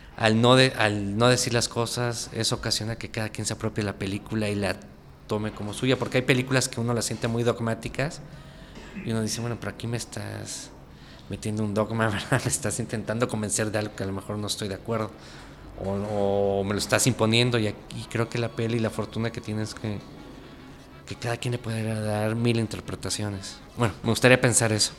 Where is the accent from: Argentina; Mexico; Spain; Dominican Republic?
Mexico; Texcoco, State of Mexico; Yo crecí en Texcoco, en el Estado de México